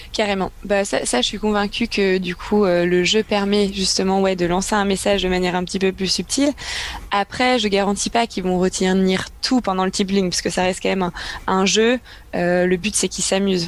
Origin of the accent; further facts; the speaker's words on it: Brittany, France; je viens de Bretagne